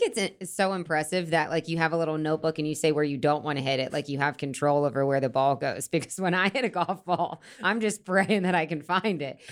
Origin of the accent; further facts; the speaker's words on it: Florida, United States; I'm from Florida